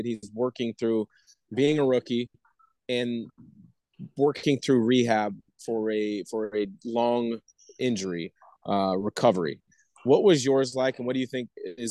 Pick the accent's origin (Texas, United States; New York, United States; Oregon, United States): Oregon, United States; Portland; I grew up in Portland, 15, 20 minutes from campus